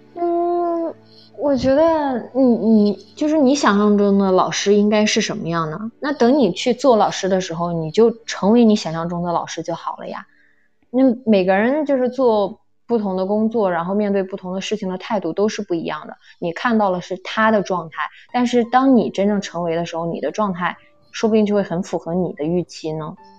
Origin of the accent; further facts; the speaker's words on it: Nanjing, Jiangsu, China; 我的家乡是南京